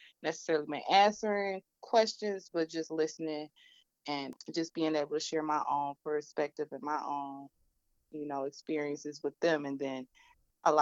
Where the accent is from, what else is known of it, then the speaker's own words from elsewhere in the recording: Detroit, Michigan, United States; I'm from Detroit